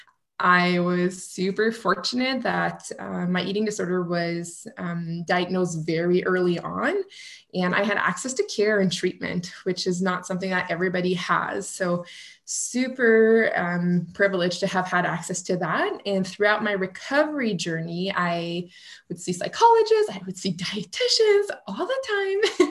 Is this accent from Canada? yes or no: yes; Canada; accent: French Canadian; now in Ottawa, Canada; I'm a French Canadian, so you may hear it through my accent